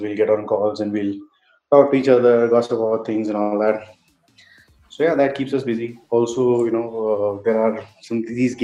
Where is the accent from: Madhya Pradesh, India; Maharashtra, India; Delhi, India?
Delhi, India; now in Bangalore, India; I was born and raised in Delhi, but I live in Bangalore now.